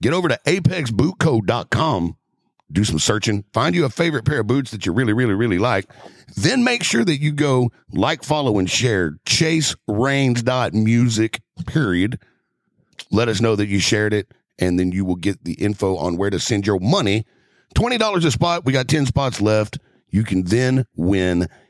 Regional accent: Delba, Texas, United States; I grew up in Delba, D-E-L-B-A.

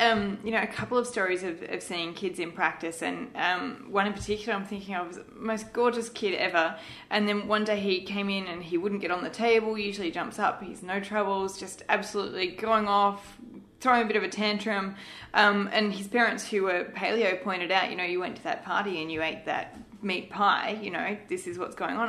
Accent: Malaysia; I grew up in Malaysia

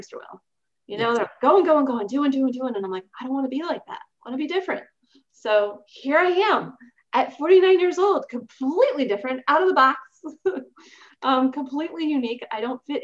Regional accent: Baltimore, Maryland, United States; I was born in Baltimore, Maryland

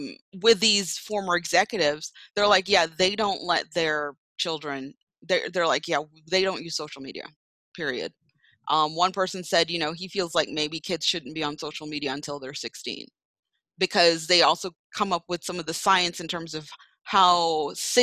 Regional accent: New York, United States; moved away; I was born there in Brooklyn

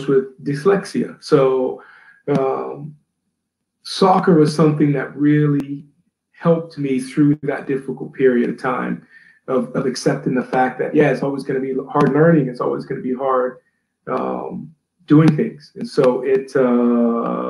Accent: Atlanta, Georgia, United States; also born or lived in New Orleans, Louisiana; my dad got a job in Atlanta and we moved to Atlanta.

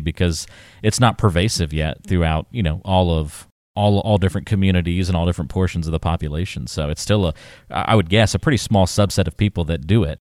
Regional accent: the South, United States; my parents are northerners, and then I grew up in the South

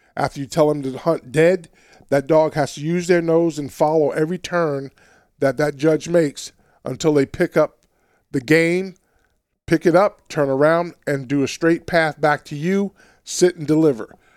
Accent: New York City, New York, United States; also born or lived in Alabama; now in Washington, United States; growing up in Queens, New York

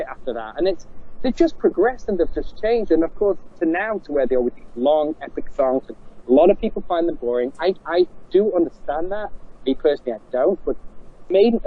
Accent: Manchester, North West England, United Kingdom; I'm from Manchester in England

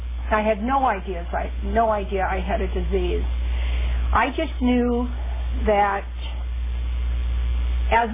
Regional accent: Midwest, United States; now in California, United States; I'm from the Midwest

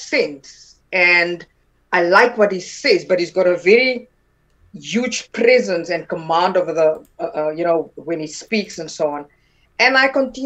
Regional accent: Pretoria, Gauteng, South Africa; born or raised there; first language Afrikaans; English is a second language; also born or lived in Taung, South Africa / Johannesburg, South Africa

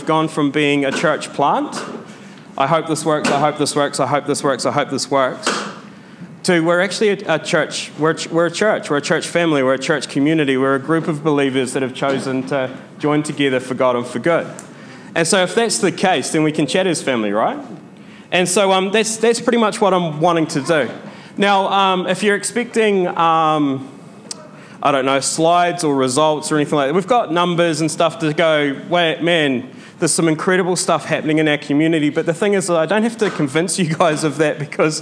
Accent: New Zealand; I'm from New Zealand

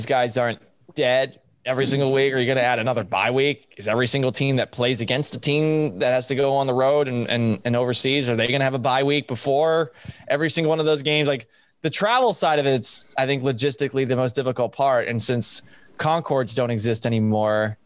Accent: Massachusetts, United States; moved away; also born or lived in Houston; growing up in Massachusetts

